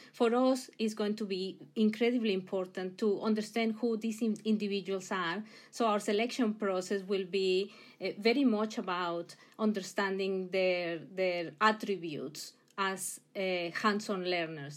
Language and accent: English; Mexico; English is a second language; moved away; I, I come originally from Mexico. You'll hear the accent, I'm sure